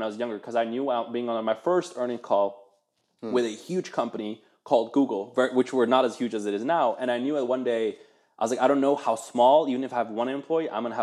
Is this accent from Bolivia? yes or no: no; Netherlands; also born or lived in Eastern Germany; now in United States; I grew up in Holland, like, you know, watch NOS, NOS